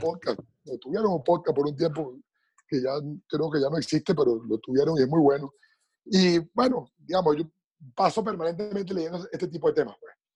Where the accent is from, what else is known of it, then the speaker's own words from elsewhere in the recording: Venezuela; moved away; Somos venezolanos, estemos donde estemos